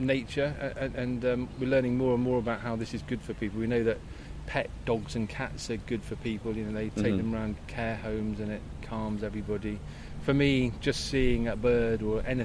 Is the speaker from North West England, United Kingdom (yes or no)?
no; Luton, East of England, United Kingdom; now in Bristol, United Kingdom; I was brought up in Luton, which gave me the travel bug